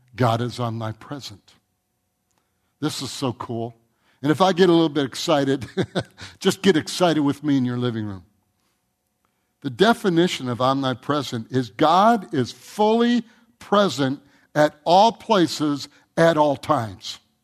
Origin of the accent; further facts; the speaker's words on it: Michigan, United States; I grew up in Michigan.